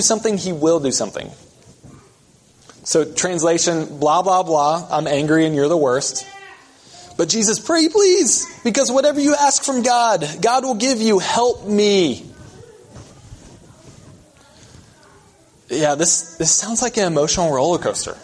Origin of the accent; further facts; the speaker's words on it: the South, United States; moved away; I come from the South